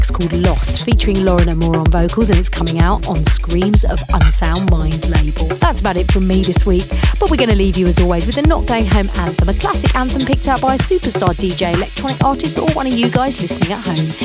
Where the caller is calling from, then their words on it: London, United Kingdom; I'm calling from London.